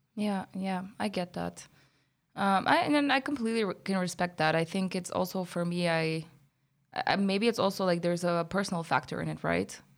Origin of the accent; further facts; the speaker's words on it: Bulgaria; moved away; I'm from Bulgaria